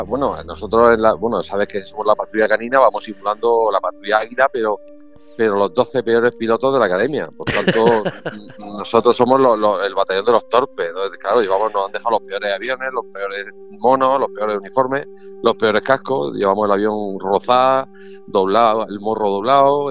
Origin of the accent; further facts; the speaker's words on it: Region of Murcia, Spain; nosotros somos una chirigota de Murcia